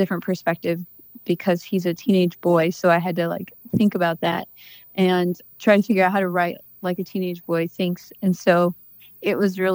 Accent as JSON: {"language": "English", "town": "Washington", "region": "Missouri", "country": "United States", "tie": "born or raised there", "said": "I grew up in Washington, Missouri, and I live there now and with my kids"}